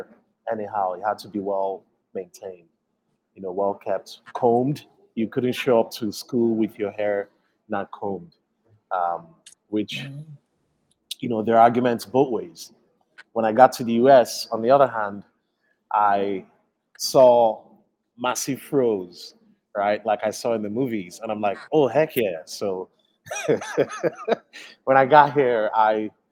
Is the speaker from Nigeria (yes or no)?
yes; Nigeria; also born or lived in United States; now in Chicago, United States; where I grew up in Nigeria